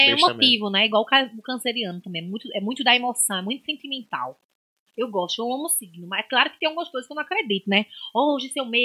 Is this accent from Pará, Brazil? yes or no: no; Nazaré da Mata, Pernambuco, Brazil; born there; Amo minha terra de Maracatu, nasci lá, mas eu conheço mais gente daqui do que de Nazaré